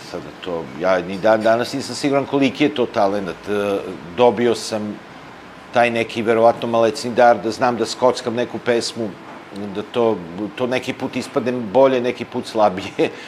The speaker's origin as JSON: {"language": "Croatian", "town": "Bečej", "region": "Vojvodina", "country": "Serbia", "tie": "born or raised there", "also_born_or_lived": "Vrbas / Kula / Montenegro (ancestry)", "said": "odrastanje u Bečeju"}